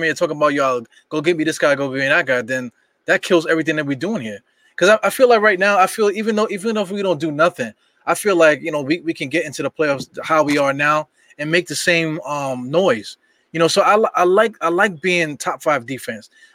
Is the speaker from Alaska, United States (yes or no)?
no; New York City, New York, United States; I'm from Brooklyn